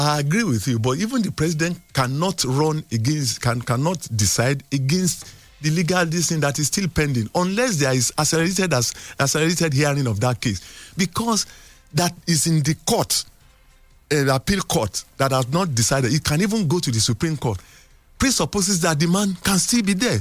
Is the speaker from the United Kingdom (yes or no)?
no; Nigeria; as a Nigerian